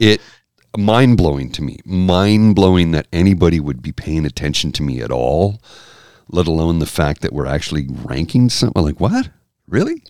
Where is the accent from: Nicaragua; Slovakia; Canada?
Canada; I'm Canadian